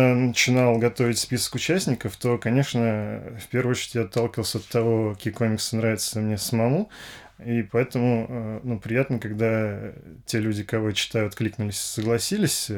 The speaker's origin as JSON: {"language": "Russian", "region": "Moscow", "country": "Russia", "tie": "born or raised there", "said": "родился я в Москве, действительно, в семье инженеров"}